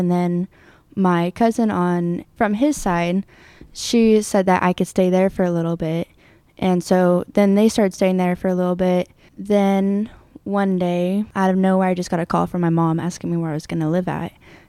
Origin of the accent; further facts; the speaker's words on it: Red Bluff, California, United States; born there; I was born in Red Bluff, and my mother was unstable, honestly.